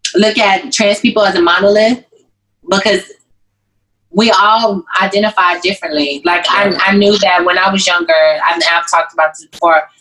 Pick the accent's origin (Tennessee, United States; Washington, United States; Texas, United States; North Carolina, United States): Texas, United States; Waco; I'm from Waco